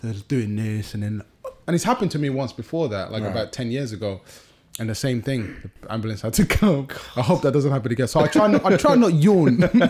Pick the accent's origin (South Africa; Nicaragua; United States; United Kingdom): United Kingdom; London; I grew up in Southeast London.